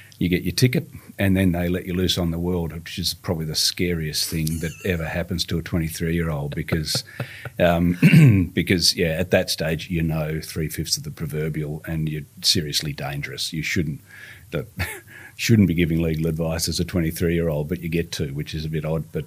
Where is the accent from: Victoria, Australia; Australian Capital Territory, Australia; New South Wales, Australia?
Victoria, Australia; Emerald; Emerald, up in the Dandenong Ranges. Yeah. So lived there since the mid-70s